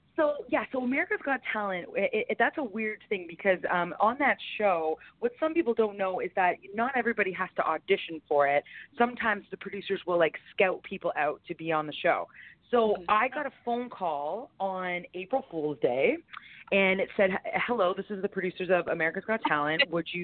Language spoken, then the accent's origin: English; Canada; Yes, being Canadian, that's weird.